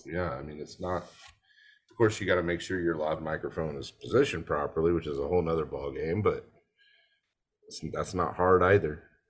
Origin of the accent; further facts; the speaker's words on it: United States; I'm actually from the United States